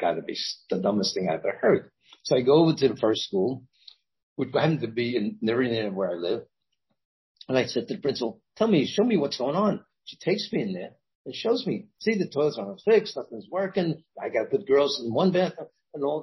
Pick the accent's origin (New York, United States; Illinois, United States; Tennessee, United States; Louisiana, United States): New York, United States; New York City; moved away as an adult; now in Washington, D.C., United States; I'm a guy from Brooklyn